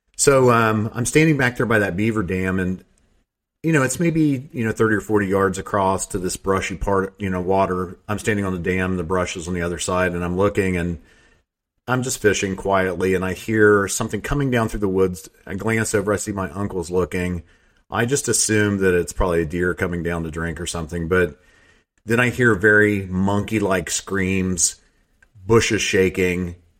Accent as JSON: {"language": "English", "region": "Southeast Ohio", "country": "United States", "tie": "born or raised there", "also_born_or_lived": "Teays Valley, West Virginia", "said": "I grew up in Southeast Ohio"}